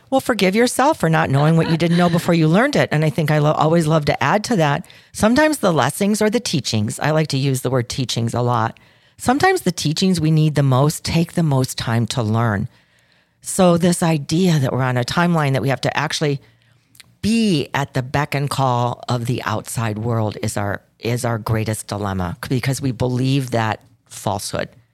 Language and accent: English; Chicago, Illinois, United States; I'm from Chicago